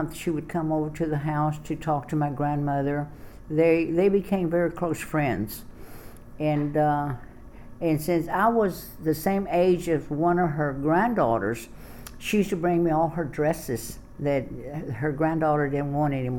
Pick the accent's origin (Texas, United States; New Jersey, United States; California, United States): Texas, United States; Austin; I was born here in Travis County in Austin, Texas